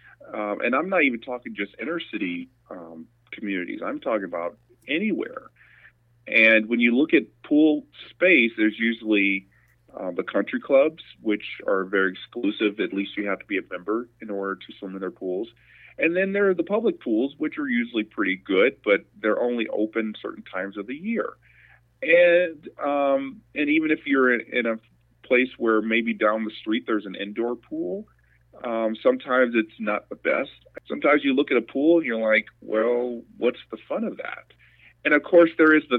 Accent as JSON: {"language": "English", "town": "St. Louis", "region": "Missouri", "country": "United States", "tie": "born or raised there", "said": "I was born and raised in St. Louis, Missouri"}